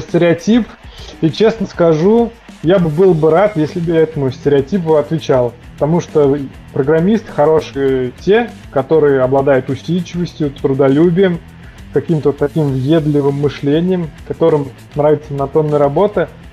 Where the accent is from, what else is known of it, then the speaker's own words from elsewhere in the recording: Penza, Penza Oblast, Russia; я родился в Пензе